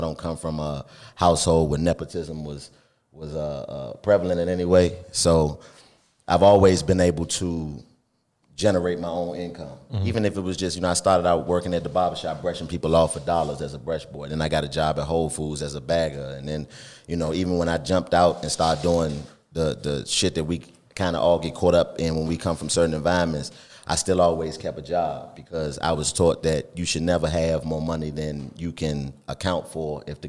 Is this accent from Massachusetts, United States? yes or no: no; Washington, District of Columbia, United States; I was born and raised in Washington, D.C., and my background was really different.